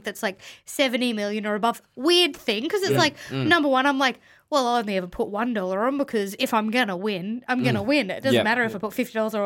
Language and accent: English; Townsville, Queensland, Australia; growing up in Townsville